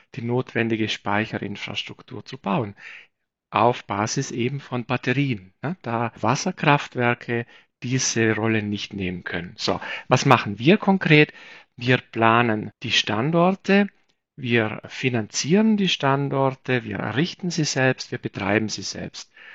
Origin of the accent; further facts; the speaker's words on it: South Tyrol, Trentino-Alto Adige, Italy; Ich bin selbst aus Südtirol